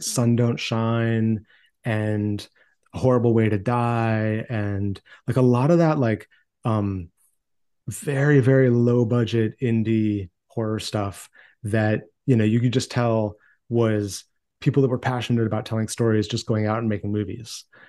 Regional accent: Maine, United States; I grew up in Maine in a small town

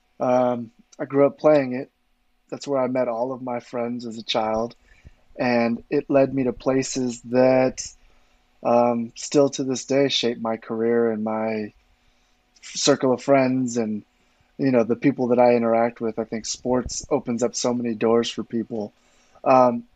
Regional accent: Los Angeles, California, United States; I grew up playing football in the San Fernando Valley in suburbs of Southern California.

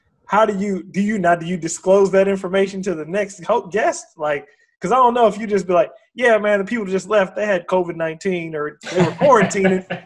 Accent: Washington, United States; that's my home state, Washington State.

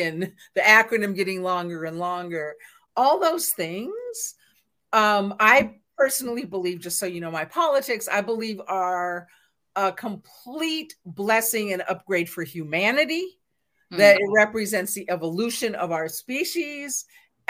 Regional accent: West Coast, United States; I'm from the West Coast. I grew up actually a very LGBTQIA environment

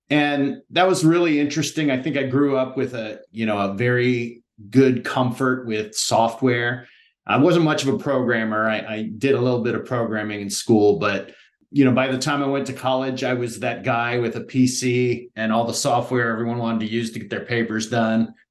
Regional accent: Palo Alto, California, United States; I'm originally from California. I come from a Midwestern family. Uh, we moved around a lot when I was young, but landed in Palo Alto, California.

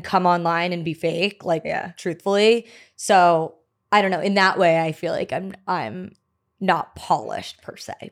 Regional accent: New Jersey, United States; also born or lived in Maryland; now in New York City, United States; I'm was born in Maryland um but grew up in Jersey. Okay. So I'm a Jersey girl

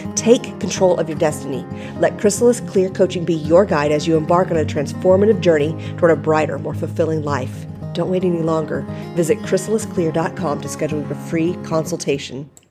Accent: Southern California, United States; I'm from California. I, I, I, grew up Southern California

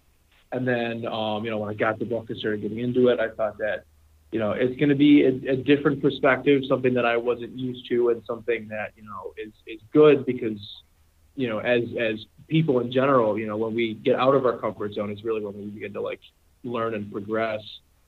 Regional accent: Williamsville, New York, United States; I grew up in Williamsville, New York, which is, you know, mainly whiter area. I grew up, my neighborhood was, you know, predominantly white people

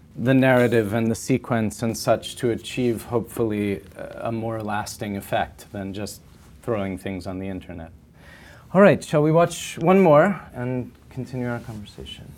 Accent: United States; as an American in this time in my country

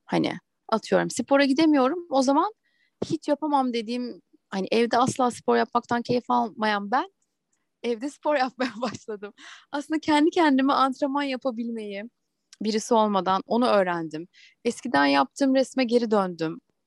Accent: Ankara, Turkey; moved away as an adult; also born or lived in Eskişehir; now in Istanbul, Turkey; Ben Ankaralıyım. Eskişehir'de okudum. Üniversite bitince de İstanbul'a geldim.

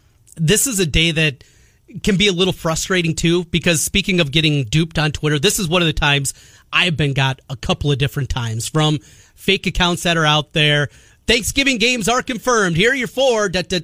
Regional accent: North Iowa, United States; moved away; where I grew up in North Iowa

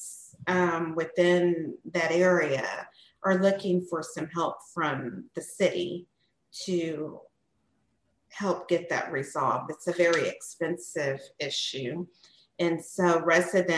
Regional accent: Seguin, Texas, United States; growing up in Seguin

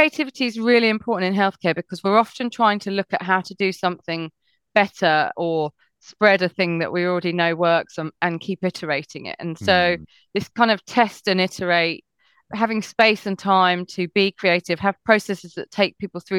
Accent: England, United Kingdom; also born or lived in Switzerland; I grew up in a very unethnically diverse area in England

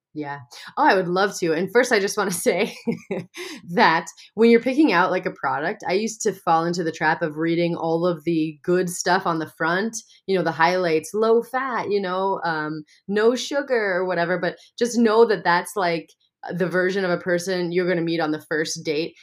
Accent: Montana, United States; growing up in Montana, I know a lot of farmers and ranchers

